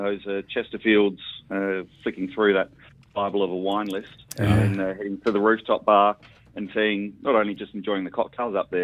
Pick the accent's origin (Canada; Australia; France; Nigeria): Australia; Adelaide, South Australia; now in Victoria, Australia; growing up in Adelaide and starting hospitality there